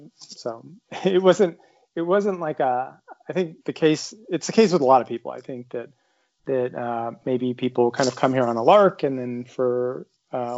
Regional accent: Dallas, Texas, United States; moved away; I grew up in Dallas, and this was in the this is the 80s

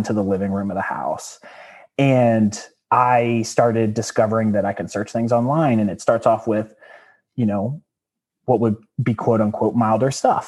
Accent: Danville, Virginia, United States; I was born in Danville, Virginia

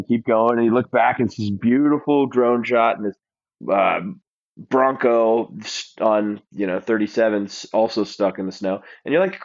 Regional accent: Alaska, United States; moved away; I grew up in Alaska

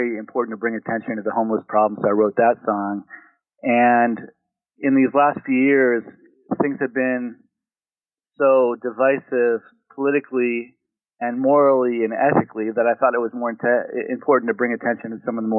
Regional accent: San Diego, California, United States; moved away as an adult; now in Los Angeles, United States; I grew up in San Diego, and then I moved up to Los Angeles to work in entertainment

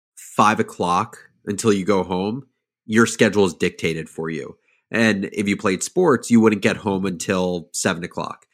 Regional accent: suburbs of New Jersey, United States; I grew up in, um, in the suburbs of New Jersey, like forty-five minutes outside of New York City

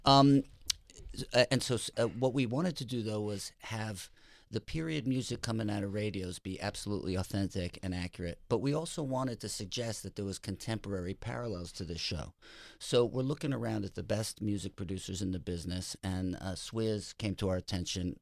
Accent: Teaneck, New Jersey, United States; All right, I grew up in Teaneck, New Jersey.

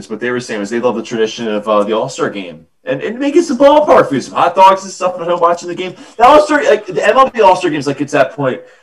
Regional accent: Philadelphia, Pennsylvania, United States; accent: Philadelphia; Of course, I have my Philadelphia accent

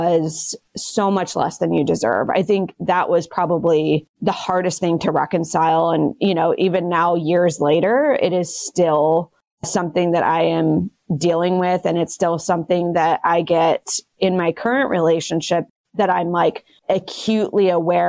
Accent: United States; I'm American

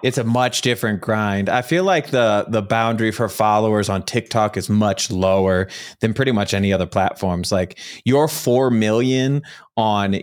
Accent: Chicago, Illinois, United States; now in Mountain Time Zone, United States; I'm from originally from Chicago

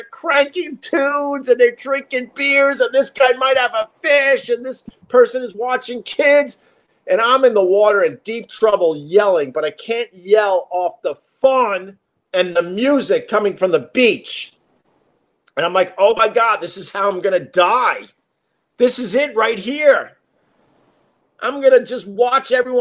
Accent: Long Island, New York, United States; I grew up on Long Island. I grew up around the ocean my entire life.

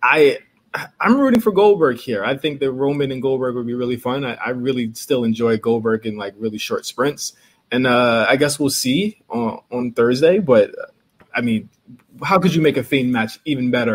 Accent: Virginia, United States; I'm from Virginia

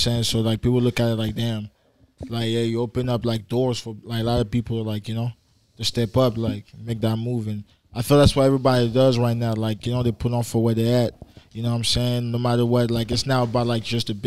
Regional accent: Paris suburbs, Île-de-France, France; moved away; I grew up in Paris, you know what I'm saying? Man, grew up in the side of Paris that's like Fashion Week Paris, you know? So grew up, like, really in the suburbs.

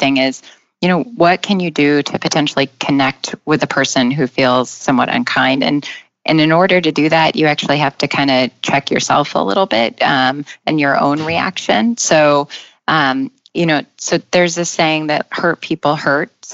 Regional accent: Nevada, United States; now in New York City, United States; I grew up in Nevada

